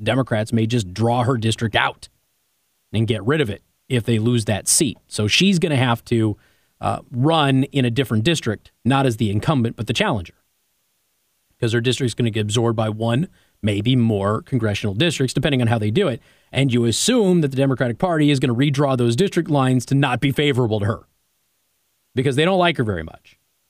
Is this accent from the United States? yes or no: yes; Nevada, United States; I'm from Nevada.